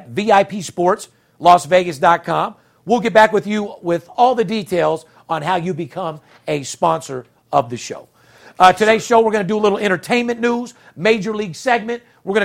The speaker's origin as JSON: {"language": "English", "town": "Las Vegas", "region": "Nevada", "country": "United States", "said": "we're from Vegas."}